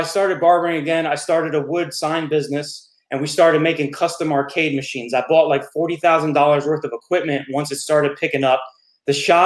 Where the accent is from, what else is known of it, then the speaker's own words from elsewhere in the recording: West Milford, New Jersey, United States; moved away as an adult; also born or lived in Florida; I was born and raised in Jersey